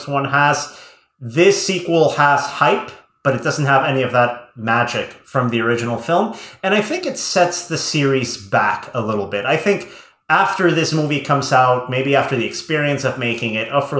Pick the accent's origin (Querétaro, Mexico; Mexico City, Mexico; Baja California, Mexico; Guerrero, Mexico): Querétaro, Mexico; moved away; I was, at this point, living in Mexico. I remember seeing this on opening weekend at Cinepolis' first location in my hometown of Querétaro